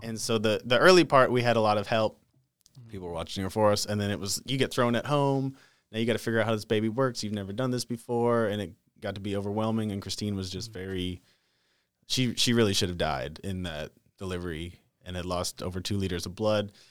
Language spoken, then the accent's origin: English; North Dakota, United States; moved away as an adult; now in Texas, United States; I grew up in North Dakota. Moved to Texas when I was twenty-four